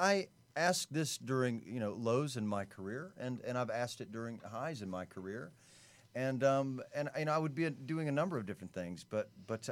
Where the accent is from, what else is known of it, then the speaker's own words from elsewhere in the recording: Atlanta, Georgia, United States; moved away as an adult; now in Los Angeles, United States; I'm from Atlanta, Georgia